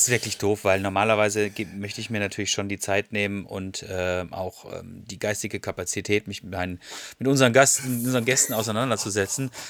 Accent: Freiburg, Baden-Württemberg, Germany; moved away as an adult; now in Ruhr area, Germany; ich bin äh, dort geboren und dann habe ich 25 Jahre laut gelebt und dann bin ich weggezogen. Und jetzt lebe ich schon fast seit 20 Jahren im Ruhrgebiet, ehrlich gesagt. Und komme aber immer wieder gern zurück, weil meine Eltern wohnen noch da.

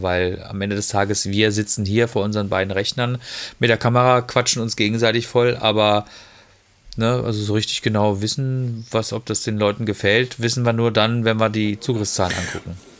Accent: Freiburg, Baden-Württemberg, Germany; now in Ruhr area, Germany; Ich bin halt, äh, bin halt, man sagt so schön, ähm, Freiburger Bobbele

